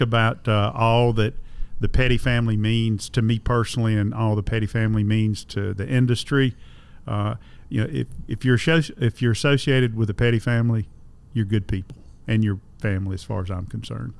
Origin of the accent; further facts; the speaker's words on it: Concord, North Carolina, United States; I grew up in Concord, North Carolina